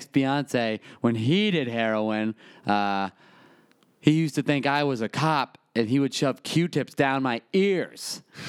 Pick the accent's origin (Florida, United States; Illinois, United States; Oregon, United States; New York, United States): Illinois, United States; Chicago; I put on for my city. I'm from Chicago.